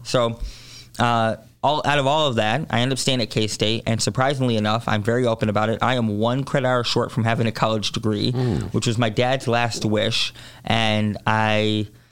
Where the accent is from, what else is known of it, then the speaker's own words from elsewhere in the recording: Chicago, Illinois, United States; born and raised in Hyde Park